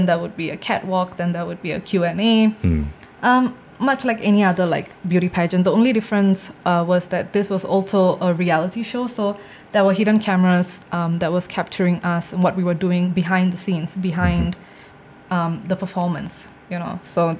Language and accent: English; India; I think it's also because of the things that I talk about as an Indian woman.